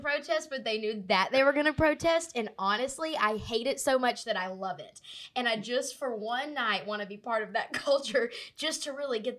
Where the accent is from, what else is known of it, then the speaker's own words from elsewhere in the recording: Anniston, Alabama, United States; I grew up in Anniston, an hour away from Atlanta.